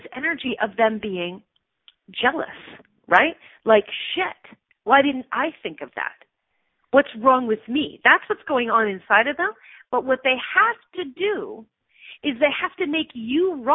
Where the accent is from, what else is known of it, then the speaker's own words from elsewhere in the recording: Canada; I'm a Canadian citizen, not a U.S. citizen